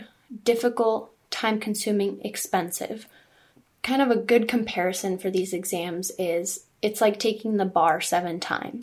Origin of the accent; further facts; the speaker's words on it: Southern California, United States; also born or lived in Czech Republic / New Hampshire / Chicago; now in Orange County, United States; mainly grew up in Southern California